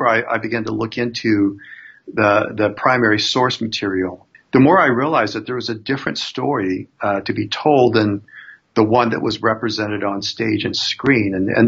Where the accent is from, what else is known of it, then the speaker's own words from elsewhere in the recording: Arizona, United States; Growing up in Arizona